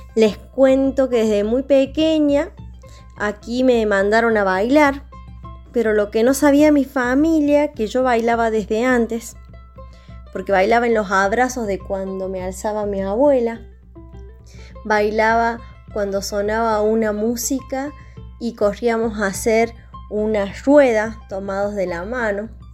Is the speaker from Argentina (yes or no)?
yes; Córdoba, Argentina; accent: Cordobés cantito; soy de Córdoba, eh, se impregnó todo en mi cuerpo, está en mi cuerpo. Así como me escuchan hablar como con un cantito que sube y baja